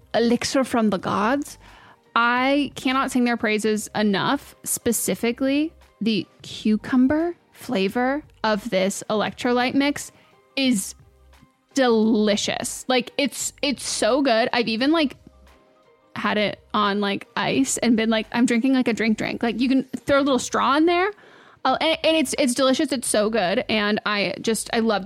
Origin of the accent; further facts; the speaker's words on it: Marin County, California, United States; I grew up in a very affluent area. I grew up in Marin County and I went to public schools there.